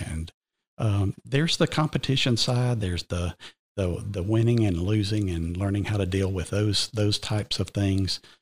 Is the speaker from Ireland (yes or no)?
no; Cartersville, Georgia, United States; accent: Georgian brogue; now in Cherokee County, United States; I was raised just west of here in Cartersville, but I came to Reinhardt as an eighteen-year-old freshman and literally never left the county